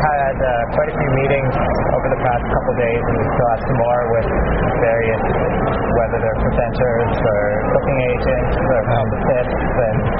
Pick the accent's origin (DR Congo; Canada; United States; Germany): Canada; Ottawa, Ontario; moved away as an adult; now in Winnipeg, Canada; I'm from Ottawa, but I actually just moved to Winnipeg in October.